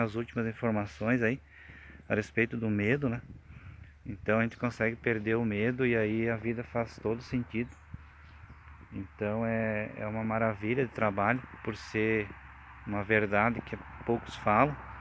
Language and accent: Portuguese; Farroupilha, Rio Grande do Sul, Brazil; sou de Farroupilha, Rio Grande do Sul